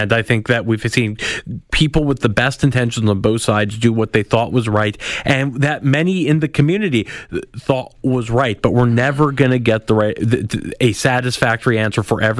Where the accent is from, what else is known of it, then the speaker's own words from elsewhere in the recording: Manitoba, Canada; I'm from Manitoba.